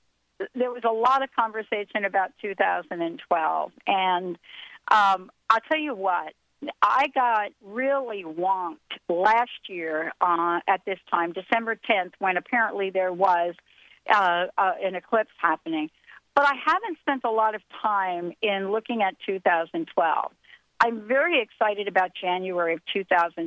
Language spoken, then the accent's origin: English; New Jersey, United States; moved away; Linda and I grew up together in New Jersey